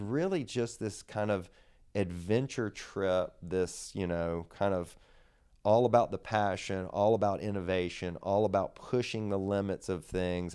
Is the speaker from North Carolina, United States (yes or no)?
yes; Raleigh, North Carolina, United States; Grew up here in Raleigh, North Carolina.